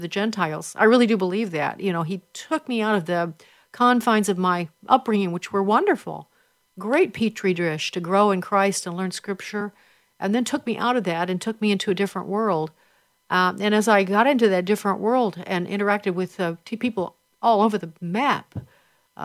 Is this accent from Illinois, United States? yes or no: yes; Chicago, Illinois, United States; born or raised there; moved away